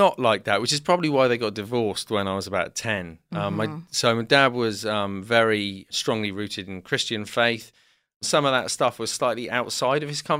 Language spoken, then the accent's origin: English; South West England, United Kingdom; also born or lived in London; So I was born in London, but when I was about two, I moved to the southwest of England.